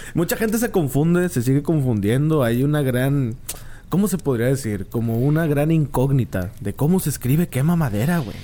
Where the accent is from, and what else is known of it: Monterrey, Nuevo León, Mexico